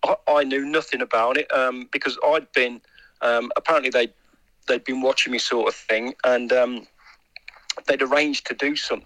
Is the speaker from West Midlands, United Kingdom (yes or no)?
yes; Black Country, West Midlands, United Kingdom; also born or lived in Kingswinford / Wolverhampton; and then I lived in Kingswinford for like pretty much most of my life before that as well. So, yeah, I'm a black country born and bred